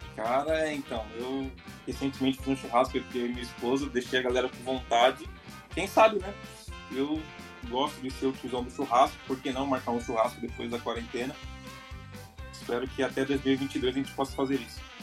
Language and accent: Portuguese; São Paulo, Brazil; como bom paulista